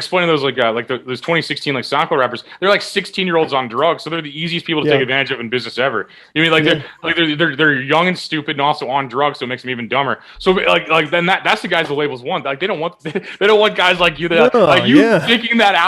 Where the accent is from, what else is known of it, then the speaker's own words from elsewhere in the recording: Midwest, United States; now in Los Angeles, United States; I'm from the Midwest